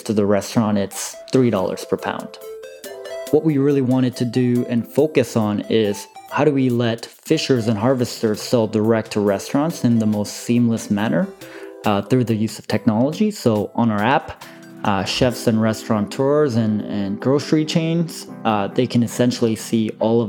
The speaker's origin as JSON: {"language": "English", "town": "Vancouver", "region": "British Columbia", "country": "Canada", "tie": "born or raised there", "also_born_or_lived": "Seoul, South Korea", "said": "I was originally born and raised in Seoul, South Korea. And at the age of 7, I immigrated to Vancouver."}